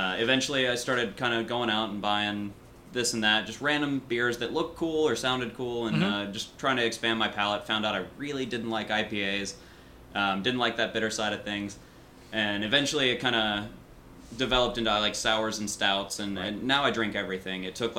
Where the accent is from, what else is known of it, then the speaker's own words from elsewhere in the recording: West Virginia, United States; moved away; I'm from West Virginia.